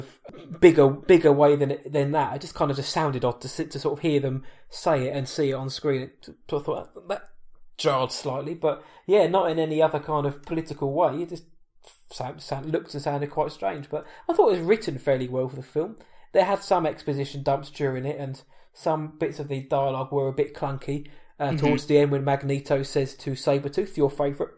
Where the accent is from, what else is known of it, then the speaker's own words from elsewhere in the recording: England, United Kingdom; I'm from England